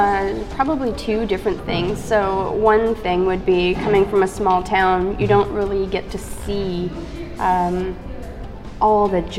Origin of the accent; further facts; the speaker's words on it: Timmins, Ontario, Canada; moved away as an adult; now in Ottawa, Canada; I'm from Timmins.